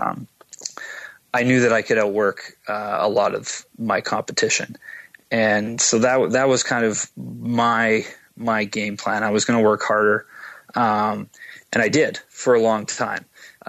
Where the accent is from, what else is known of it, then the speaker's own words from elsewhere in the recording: Edmonton, Alberta, Canada; My parents were both born and raised in Edmonton. And so I grew up watching the Oilers